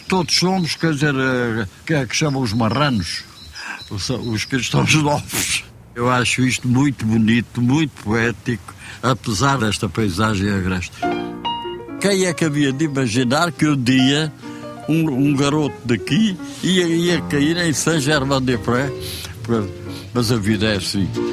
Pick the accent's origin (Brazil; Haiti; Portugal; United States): Portugal; Almada, Setúbal; moved away as an adult; also born or lived in Chão das Servas, Vila Velha de Ródão, Portugal; now in Paris, France; Eu cresci no Monte da Caparica, que ali junto à, à, costa da Caparica.